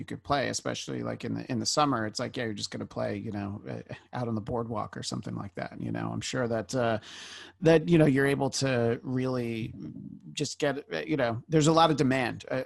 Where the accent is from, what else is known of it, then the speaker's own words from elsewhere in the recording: Orange County, New York, United States; where I grew up in Orange County, New York